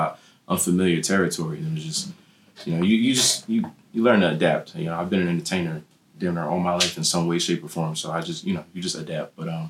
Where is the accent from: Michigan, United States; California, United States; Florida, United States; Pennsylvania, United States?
Pennsylvania, United States; Harrisburg; also born or lived in Newark, New Jersey; Well, I mean, I'm from Harrisburg. I mean, I was born in New Jersey, but I've been here for too long, so I can't say I'm not from Harrisburg no more. I grew up around the mall. I went to Bishop McDevitt.